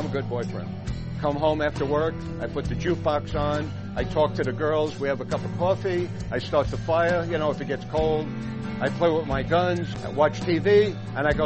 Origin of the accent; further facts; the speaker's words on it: New York City, New York, United States; moved away; I grew up in New York